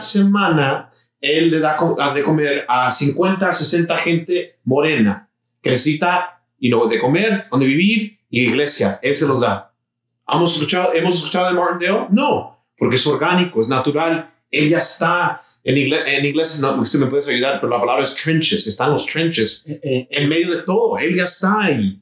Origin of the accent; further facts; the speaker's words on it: Mexico; now in Houston, United States; Yo soy mexicano